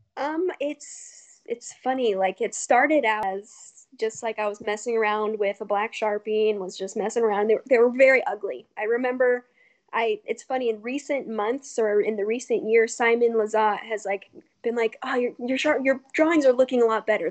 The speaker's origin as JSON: {"language": "English", "region": "Colorado", "country": "United States", "moved": "yes", "lives_now": "California, United States", "said": "I'm from Colorado where I knew absolutely everyone"}